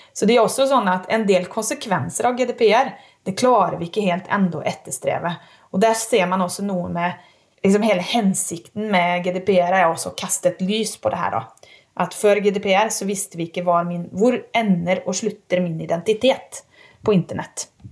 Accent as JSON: {"language": "Norwegian", "country": "Sweden", "also_born_or_lived": "Umeå", "moved": "yes", "lives_now": "Norway", "said": "Og jeg er svensk."}